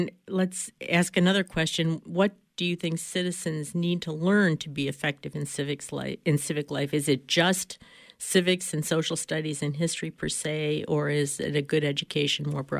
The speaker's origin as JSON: {"language": "English", "region": "Wisconsin", "country": "United States", "tie": "born or raised there", "said": "I grew up in Wisconsin"}